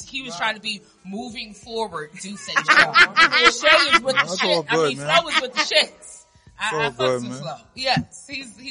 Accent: New York City, New York, United States; I'm from the East.

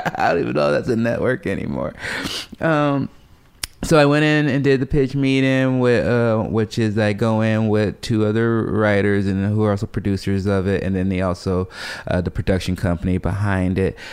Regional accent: Chicago, Illinois, United States; chubby poor kid growing up in South Side of Chicago

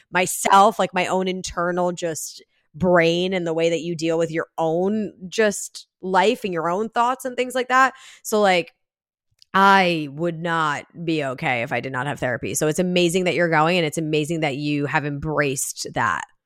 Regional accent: New Jersey, United States; also born or lived in New York City; I grew up in Jersey

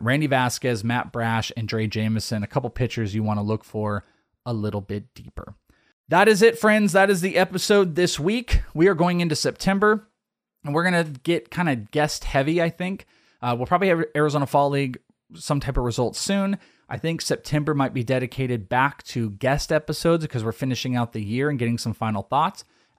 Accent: Wales, United Kingdom; I'm Welsh. I'm out of here.

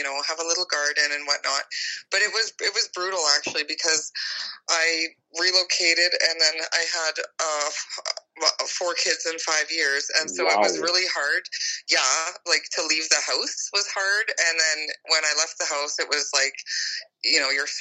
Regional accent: Alberta, Canada; born and raised in Alberta, but I was a town girl

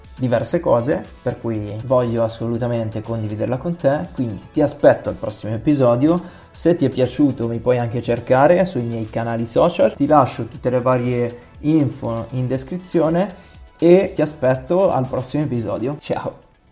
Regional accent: Milan, Lombardy, Italy; Io sono di Milano, sono nato a Milano, ho sempre vissuto a Milano

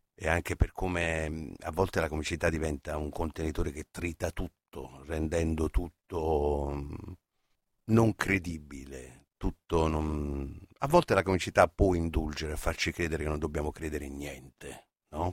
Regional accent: Naples, Campania, Italy; io sono napoletano

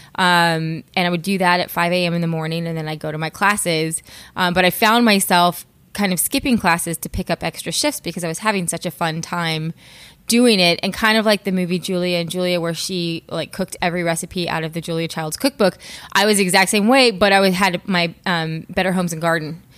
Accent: California, United States; born and raised in California, um, in the high desert

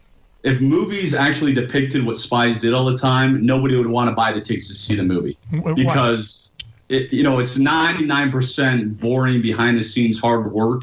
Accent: United States; moved away as an adult; now in Utah, United States; So I was born and raised just outside of Washington, D.C.

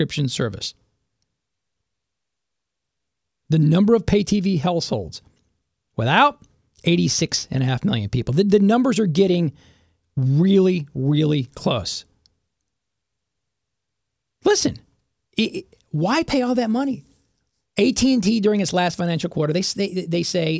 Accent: Dallas, Texas, United States; now in Houston, United States; I grew up in North Dallas

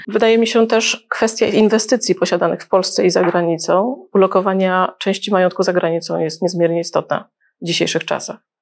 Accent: Gdańsk, Pomeranian Voivodeship, Poland; also born or lived in Libya; też jestem z Gdańska

